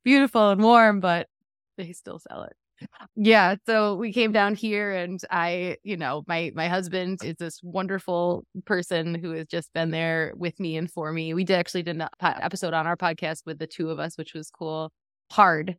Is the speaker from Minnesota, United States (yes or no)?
no; Western New York, United States; I'm from Western New York, and yeah, and had a pretty lovely childhood. I, you know, grew up in a, a relatively small town